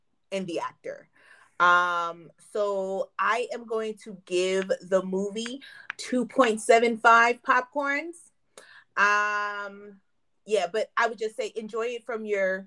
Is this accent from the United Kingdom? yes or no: no; the North, United States; I'm from the North.